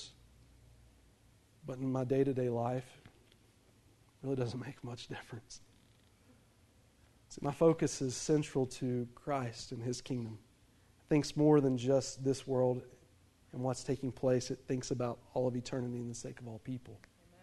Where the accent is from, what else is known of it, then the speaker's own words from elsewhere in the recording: United States; Being an American citizen